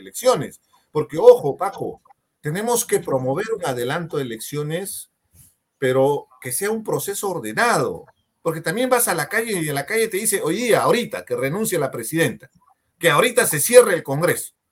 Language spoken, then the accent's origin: Spanish; Peru; somos peruanos